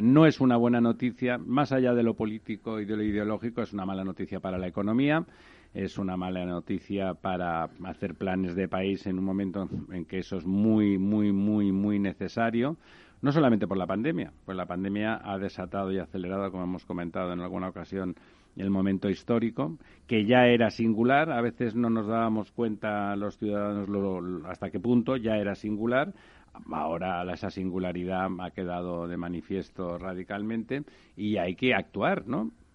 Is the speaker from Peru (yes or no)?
no; Catalonia, Spain; Cataluña, la verdad es que se entiende poco. Le llamaba a Ramón de España el manicomio catalán y la verdad es que mi tierra está complicada últimamente